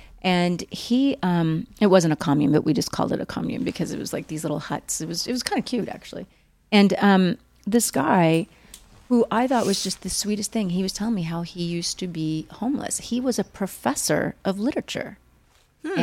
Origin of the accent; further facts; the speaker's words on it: Oklahoma, United States; also born or lived in Missouri / Texas; I grew up there. I grew up in Oklahoma and Texas and Missouri, mainly Oklahoma, Missouri. But I did live in Texas again when I was 18, 19, 20.